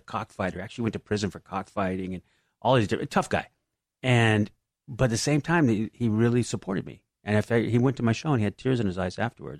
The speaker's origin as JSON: {"language": "English", "town": "San Diego", "region": "California", "country": "United States", "tie": "born or raised there", "said": "I was from San Diego"}